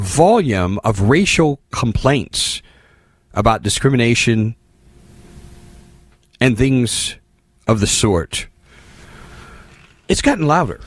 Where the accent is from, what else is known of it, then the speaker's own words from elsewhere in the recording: Indianapolis, Indiana, United States; I grew up in Indianapolis, in the Midwest, in the 70s.